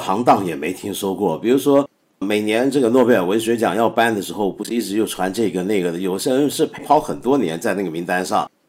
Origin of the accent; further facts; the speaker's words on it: China; 我们中国人都是用一整套线上应用